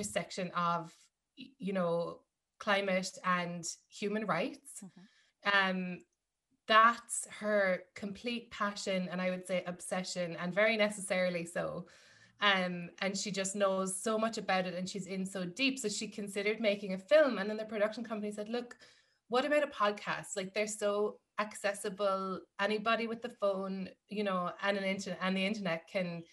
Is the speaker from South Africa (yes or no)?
no; Ireland; moved away as an adult; now in New York, United States; growing up in Ireland, yes, there are things like my, I'm from a farming family